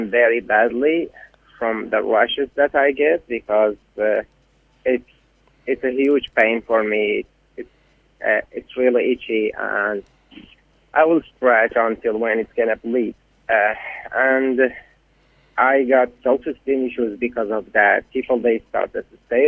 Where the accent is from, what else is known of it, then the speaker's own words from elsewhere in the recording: Ahvaz, Khuzestan, Iran; moved away as an adult; now in Brisbane, Australia; I'm from Awaz.